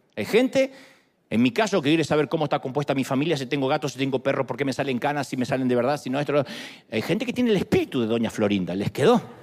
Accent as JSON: {"language": "Spanish", "country": "Argentina", "said": "soy argentino, no puedo ser humilde"}